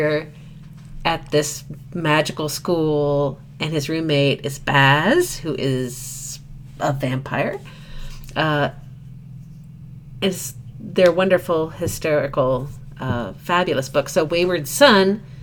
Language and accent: English; Midwest, United States; being a Midwesterner